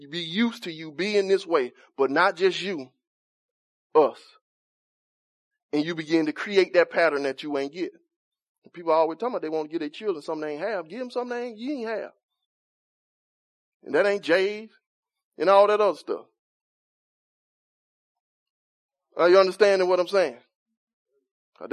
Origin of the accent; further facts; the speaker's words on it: Montgomery, Alabama, United States; I'm from Cedar Park